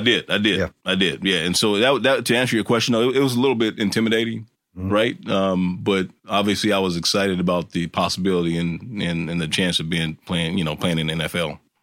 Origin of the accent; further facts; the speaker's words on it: Kansas, United States; growing up in Kansas